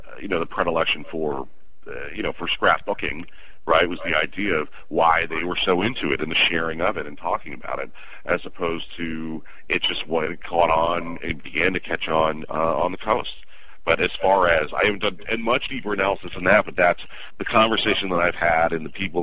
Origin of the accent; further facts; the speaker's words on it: New York, United States; also born or lived in the South (US); Being a New Yorker